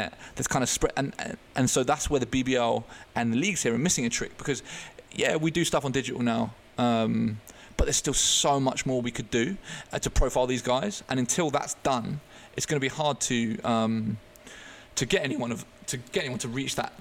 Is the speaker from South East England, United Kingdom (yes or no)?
yes; Eastbourne, South East England, United Kingdom; also born or lived in Netherlands; I grew up in Eastbourne on the southeast coast